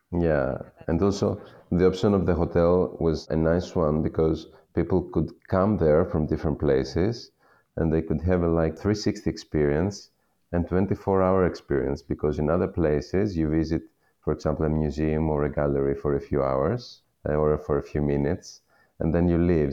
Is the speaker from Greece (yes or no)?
yes; Western Peloponnese, Western Greece, Greece; I was born and raised in the Western Peloponnese, in the region of the Ximenes